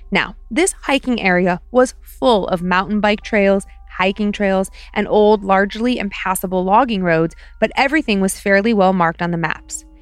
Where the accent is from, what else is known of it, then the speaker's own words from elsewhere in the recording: Ohio, United States; But you know, I'm from Ohio. Just ask me, I'll tell you.